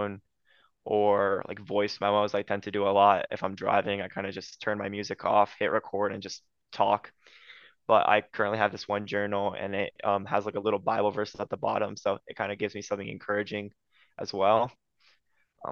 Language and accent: English; Ohio, United States; also born or lived in Romania; growing up in Ohio, the weather changes a lot.